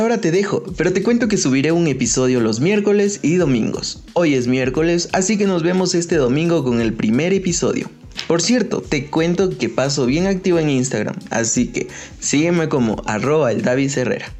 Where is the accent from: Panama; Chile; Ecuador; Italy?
Ecuador; mi país, Ecuador.